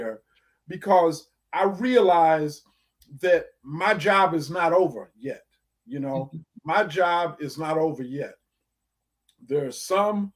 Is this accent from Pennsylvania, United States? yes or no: no; Ann Arbor, Michigan, United States; growing up in Ann Arbor, growing up black